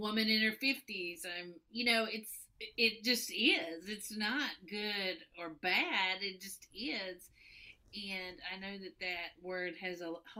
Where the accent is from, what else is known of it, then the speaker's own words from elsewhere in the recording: Tennessee, United States; I'm from Tennessee. I'm a lesbian from Tennessee.